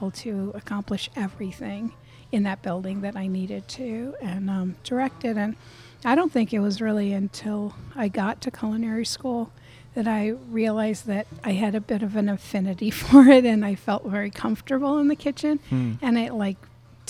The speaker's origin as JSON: {"language": "English", "region": "Connecticut", "country": "United States", "tie": "born or raised there", "also_born_or_lived": "San Francisco / New York", "moved": "as an adult", "lives_now": "Atlanta, United States", "said": "I grew up in Connecticut"}